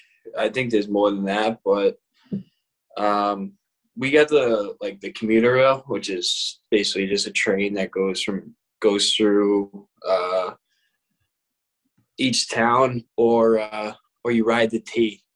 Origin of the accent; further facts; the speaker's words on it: Boston, Massachusetts, United States; accent: Boston; moved away as an adult; now in Atlanta, United States; I actually moved there when I was 5 or 6. I grew up there, but I was born in some other shitbag town